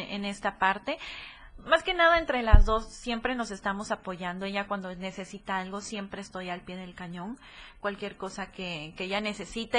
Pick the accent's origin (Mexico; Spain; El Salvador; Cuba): Mexico; Tapachula, Chiapas; moved away as an adult; also born or lived in Tuxtla Gutiérrez; now in Puebla, Mexico; yo nací en Tuxtla Gutiérrez, mi, mi papá y toda su familia es de aquí de Tuxtla, mi mamá es de Tapachula